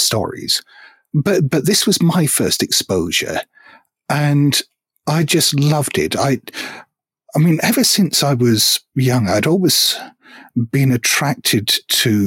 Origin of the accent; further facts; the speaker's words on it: Hong Kong; I grew up in Hong Kong, and we didn't necessarily get access to as many books as people in the UK or US might have.